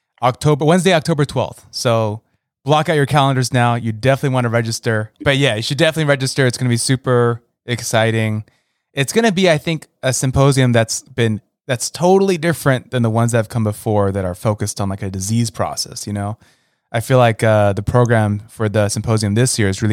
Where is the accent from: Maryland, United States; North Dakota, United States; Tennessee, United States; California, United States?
California, United States; now in Columbus, United States; I grew up in California